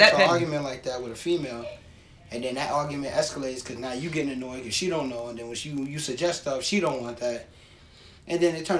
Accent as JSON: {"language": "English", "region": "the South", "country": "United States", "accent": "Southern", "said": "I'm from the South."}